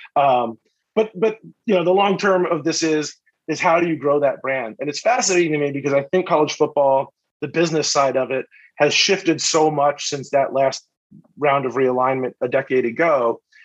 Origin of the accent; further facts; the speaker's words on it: Philadelphia, Pennsylvania, United States; I grew up in Philly